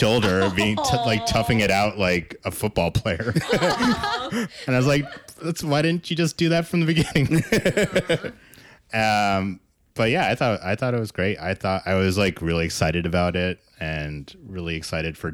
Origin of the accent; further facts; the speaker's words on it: Kentucky, United States; I grew up in Kentucky